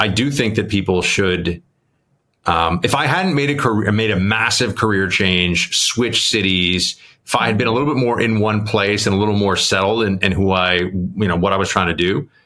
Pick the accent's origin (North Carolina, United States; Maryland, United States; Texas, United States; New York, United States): New York, United States; New York City; growing up in New York